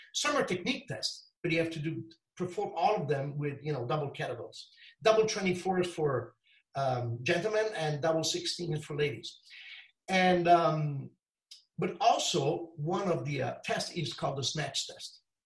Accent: Italy; Of course, I'm from Italy. Uh, always born here, lived here all the time

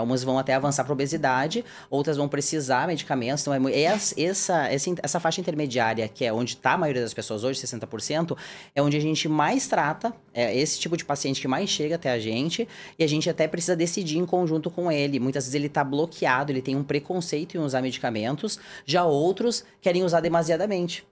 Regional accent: Rio Grande do Sul, Brazil; moved away as an adult; also born or lived in Porto Alegre, Brazil; now in São Paulo, Brazil; eu nasci no, no Rio Grande do Sul, fiz a minha formação médica, né? E também de ortopedia na Federal de Porto Alegre

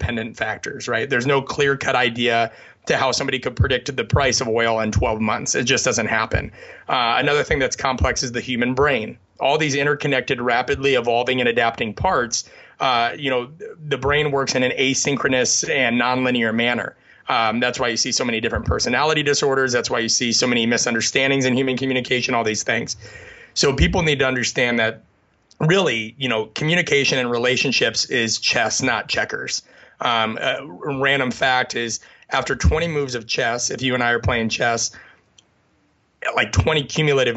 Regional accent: the Midwest of the United States, United States; I grew up in the Midwest of the United States

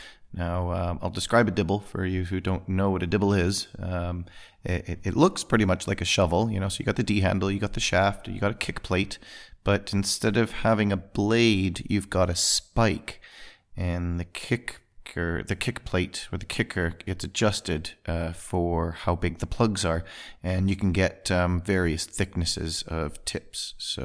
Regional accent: Alberta, Canada; So I was born in Alberta, Canada, and spent most of my days living on a small acreage outside of the city, just in the foothills of the Rocky Mountains.

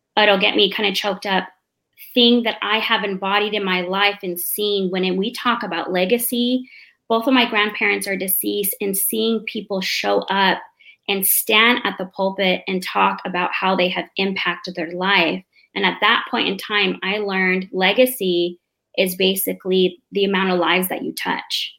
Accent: Mesa, Arizona, United States; moved away as an adult; now in Oceanside, United States; They moved us down to the city in Mesa, Phoenix, and um, I grew up there. Uh, I grew up in a predominantly Hispanic neighborhood

